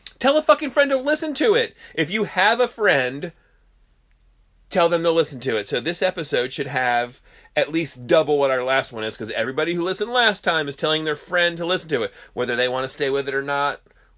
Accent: New Jersey, United States; we're from New Jersey

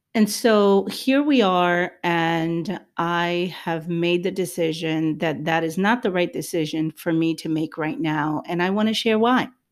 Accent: Puerto Rico; I'm Hispanic, I'm, I'm Puerto Rican

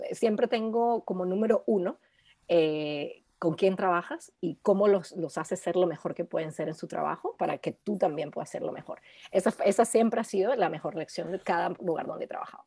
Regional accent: Caracas, Capital District, Venezuela; moved away as an adult; also born or lived in Colombia; now in London, United Kingdom; crecimos todos en Caracas

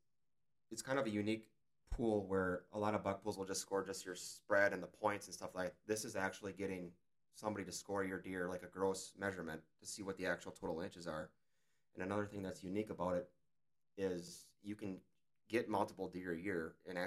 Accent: Luxemburg, Wisconsin, United States; I'm from the Luxembourg area, which is eastern Wisconsin

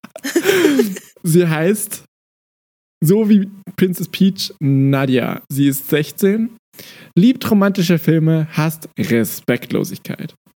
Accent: Austria; ich bin Österreicher

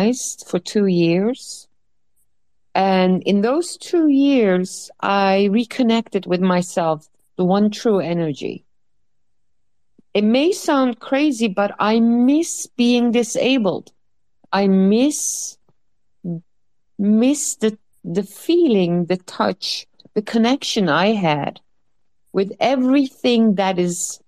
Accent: Netherlands; English is a second language; I'm from Holland, so excuse me if I have any, you know, linguistic problems or if you have trouble understanding me.

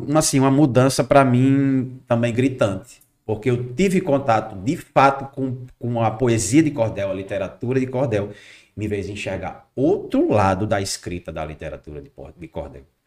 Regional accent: Macau, Rio Grande do Norte, Brazil; Sou natural aqui de Macau

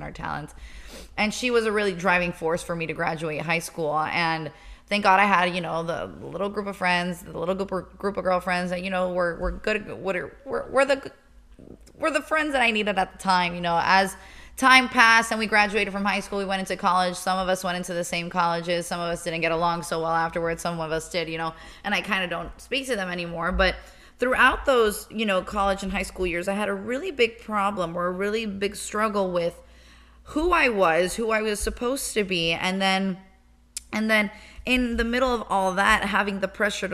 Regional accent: Miami, Florida, United States; I grew up in Miami. I was born and raised.

